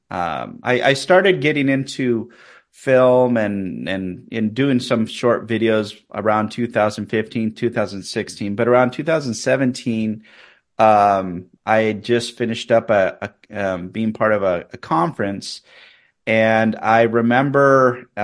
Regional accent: Chile; moved away; also born or lived in California; I was born in California. My parents were both originally from Northern California. Uh, we m- moved from the Bay Area down to Chile in 1988. My parents uh, went down there as missionaries. I was eight months old, so um, so I've spent most of my life living in Chile.

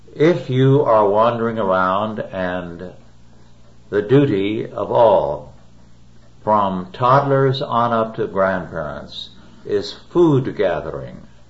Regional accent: Kingsburg, California, United States; My hometown, Kingsburg, California, when I was a child and a young man

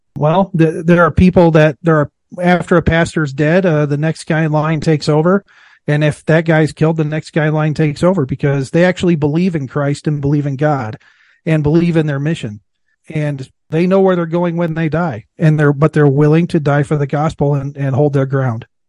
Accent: Iowa, United States; I was born and raised in Iowa

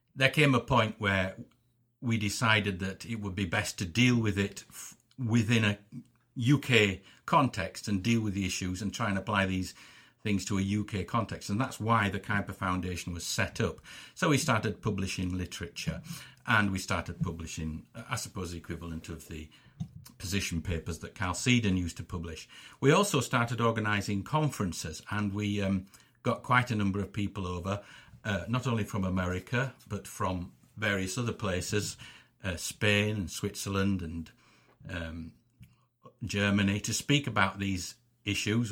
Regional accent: England, United Kingdom; I'm an Englishman and I, I'm born, I'm born here and I live here

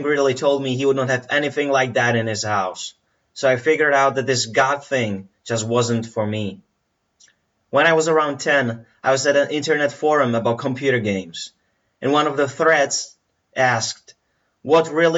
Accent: Plzeň, Plzeň Region, Czechia; I was born in Plzeň in the Czech Republic in February 1990

